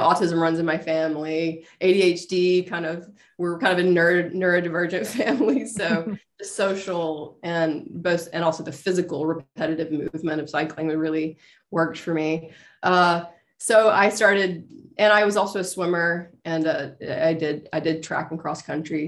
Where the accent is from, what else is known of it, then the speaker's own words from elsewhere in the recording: Meridian, Mississippi, United States; I'm Mer- Meridian, Mississippi.